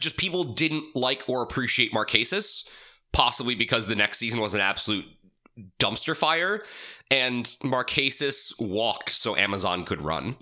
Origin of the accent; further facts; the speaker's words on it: United States; as an American